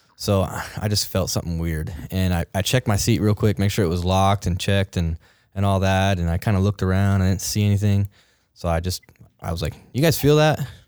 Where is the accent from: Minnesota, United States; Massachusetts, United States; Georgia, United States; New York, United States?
Massachusetts, United States; moved away as an adult; also born or lived in Kodiak, Alaska; I'm actually from Massachusetts.